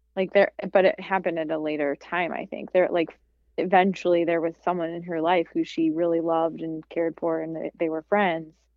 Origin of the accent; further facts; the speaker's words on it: Midwest, United States; you have to act a certain way, especially because I'm from the Midwest.